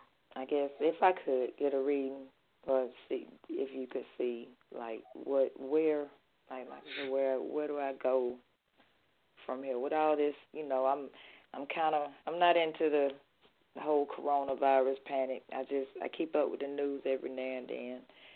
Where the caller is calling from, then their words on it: Athens, Georgia, United States; hey, this is … calling from Athens, Georgia.